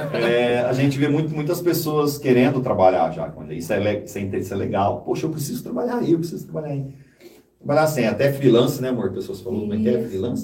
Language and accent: Portuguese; José Bonifácio, São Paulo, Brazil; now in São Paulo, Brazil; Eu vim de José Bonifácio, então eu cresci ouvindo muito música sertanejo